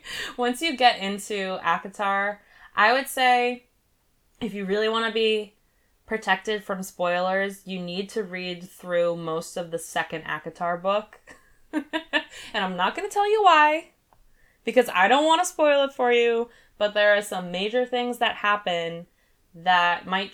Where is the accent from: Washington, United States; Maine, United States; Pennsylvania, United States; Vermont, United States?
Maine, United States; also, we're from Maine, so I'm probably not going to go to Colorado for this specifically